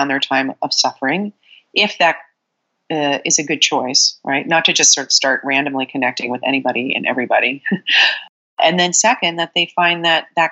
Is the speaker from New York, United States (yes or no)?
yes; New York City, New York, United States; now in California, United States; I'm a Sagittarius from Brooklyn